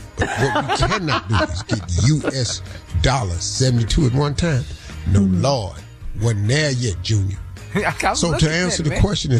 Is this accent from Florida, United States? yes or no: no; Birmingham, Alabama, United States; I came from Birmingham, Alabama, man.